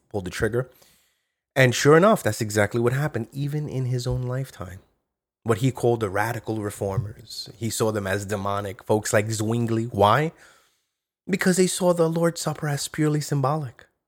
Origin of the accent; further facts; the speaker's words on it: New York, United States; I speak as a New Yorker